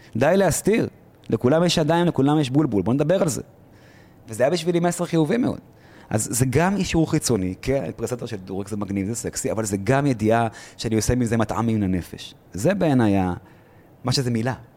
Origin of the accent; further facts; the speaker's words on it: Israel; אני ישראלי ברמה חבריי, לוחם לשעבר